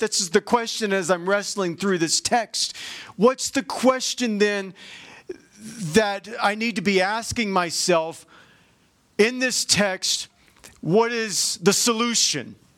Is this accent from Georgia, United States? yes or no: yes; Georgia, United States; I'm from Georgia